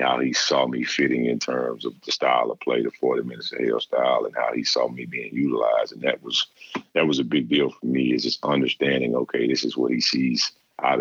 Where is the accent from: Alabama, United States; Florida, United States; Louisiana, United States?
Louisiana, United States; growing up in Louisiana where it's really a football state